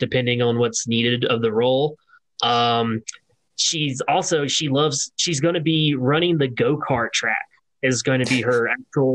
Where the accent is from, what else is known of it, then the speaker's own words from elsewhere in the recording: Louisiana, United States; I grew up in Louisiana